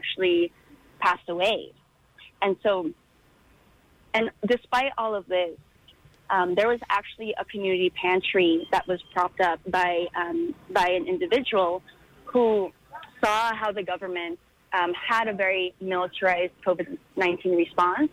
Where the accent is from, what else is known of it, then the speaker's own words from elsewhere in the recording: Philippines; now in United States; my home country